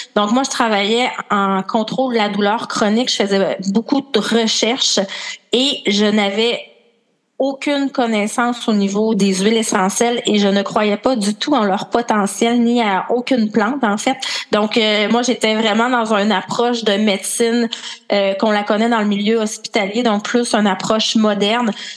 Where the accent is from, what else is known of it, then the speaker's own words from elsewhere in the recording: Quebec, Canada; accent: Québécois; je suis une Québécoise avec mon accent, sûrement